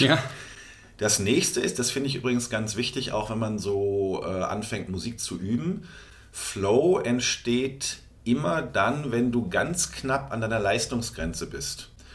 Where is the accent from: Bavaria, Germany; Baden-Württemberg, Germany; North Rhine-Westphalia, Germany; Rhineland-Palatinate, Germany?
North Rhine-Westphalia, Germany; bei uns in NRW, wo ich herkomme